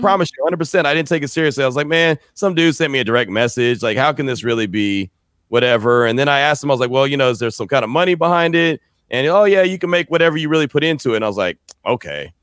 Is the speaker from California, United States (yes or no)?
yes; San Francisco Bay Area, California, United States; moved away as an adult; also born or lived in Fresno, California / Central Texas; I grew up in the Bay